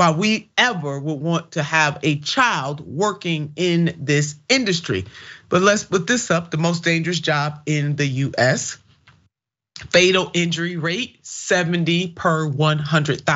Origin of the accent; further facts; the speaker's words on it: Ohio, United States; my home state of Ohio